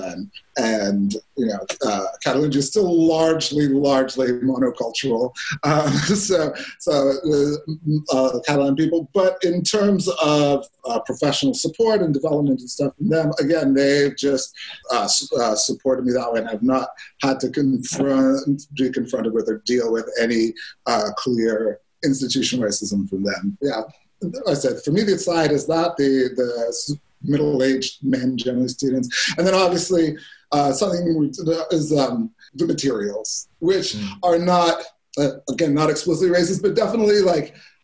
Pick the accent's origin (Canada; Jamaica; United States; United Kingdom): Canada; now in Spain; I'm Canadian originally